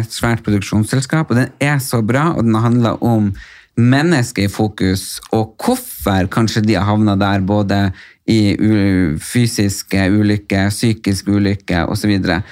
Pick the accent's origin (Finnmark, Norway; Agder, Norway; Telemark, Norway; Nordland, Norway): Nordland, Norway; now in Oslo, Norway